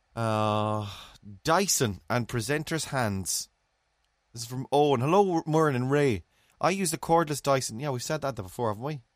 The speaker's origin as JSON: {"language": "English", "region": "England", "country": "United Kingdom", "moved": "yes", "lives_now": "Cork, Ireland", "said": "As an English man in Cork"}